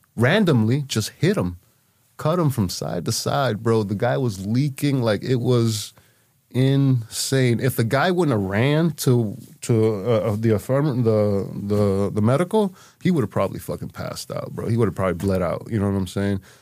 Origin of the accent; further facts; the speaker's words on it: Miami, Florida, United States; moved away as an adult; now in Holyoke, United States; I'm from Miami and I'm able to stay in Miami